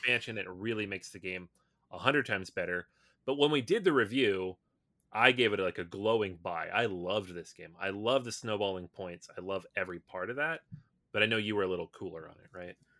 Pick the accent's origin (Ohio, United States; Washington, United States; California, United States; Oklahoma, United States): Washington, United States; Seattle; I grew up in Seattle